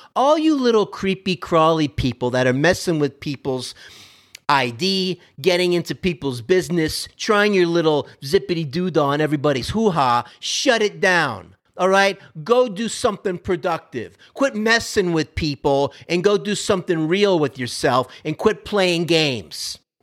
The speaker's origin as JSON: {"language": "English", "region": "Florida", "country": "United States", "moved": "yes", "lives_now": "Texas, United States", "said": "I'm from Florida originally"}